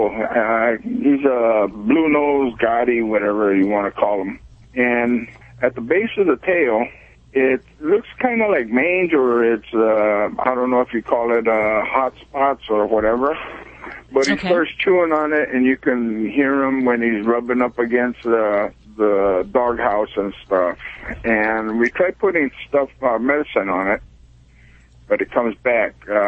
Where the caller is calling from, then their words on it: Azusa, California, United States; Uh, Azusa, California.